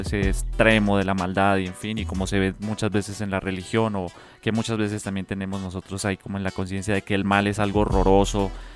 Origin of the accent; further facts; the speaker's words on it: Colombia; now in Mexico; como colombiano, no solo acá en México